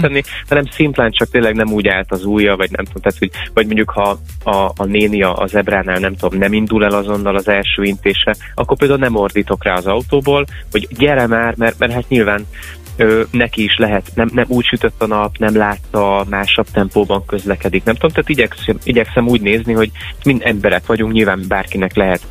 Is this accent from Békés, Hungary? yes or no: no; Miskolc, Borsod-Abaúj-Zemplén, Hungary; now in Budapest, Hungary; felköltöztem Miskolcról, ahol születtem